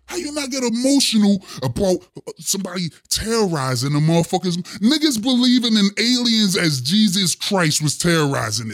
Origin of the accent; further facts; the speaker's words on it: Pittsburgh, Pennsylvania, United States; Steel City, Pittsburgh, Pennsylvania. That's where I'm from.